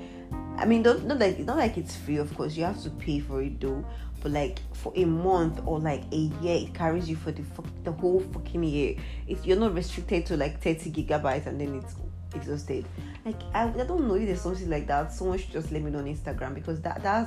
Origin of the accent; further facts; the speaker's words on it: Nigeria; as a Nigerian